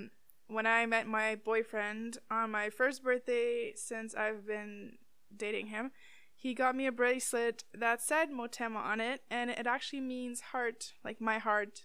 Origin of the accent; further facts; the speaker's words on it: Timmins, Ontario, Canada; now in Ottawa, Canada; Yeah, Timmins rep.